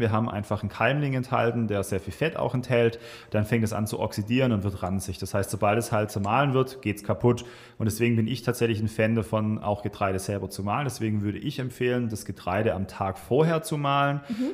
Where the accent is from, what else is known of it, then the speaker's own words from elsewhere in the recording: Swabia, south of Stuttgart, Baden-Württemberg, Germany; moved away as an adult; now in Weinheim, Germany; komme gebürtig aus dem Schwabenland, so im, ich sag mal, Großraum Stuttgarter Süden. Kirchheim-Tech ist so ist ein ganz, ganz kleinen Tal. Ähm, bin sehr ländlich aufgewachsen